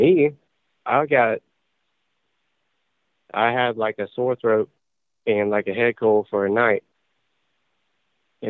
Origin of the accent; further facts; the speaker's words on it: Georgia, United States; I'm from Georgia